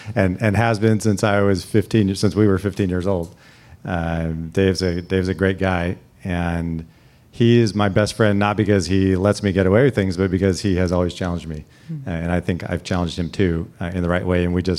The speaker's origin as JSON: {"language": "English", "town": "Salinas", "region": "California", "country": "United States", "tie": "born or raised there", "said": "Even growing up in Salinas, we spent a lot of time going to, you know, the Stanford-Berkeley football game every year."}